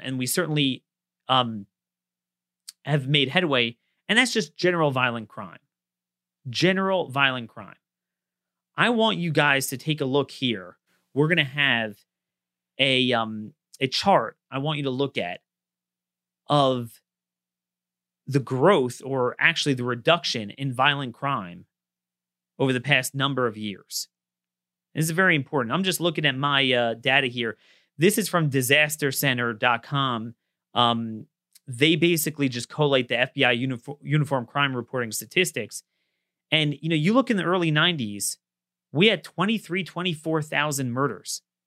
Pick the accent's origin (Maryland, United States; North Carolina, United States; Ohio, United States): Maryland, United States; Baltimore; born or raised there